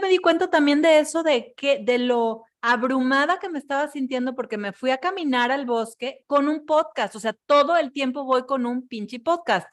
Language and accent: Spanish; Mexico; yo misma estoy siendo una mexicana más